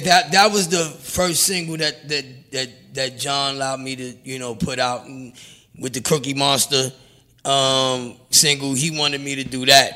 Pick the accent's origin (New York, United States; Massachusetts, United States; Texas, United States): New York, United States; New York City; I'm from Brownsville